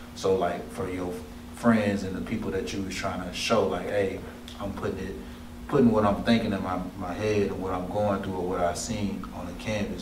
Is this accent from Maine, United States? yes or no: no; Mobile, Alabama, United States; I'm from Mobile, Alabama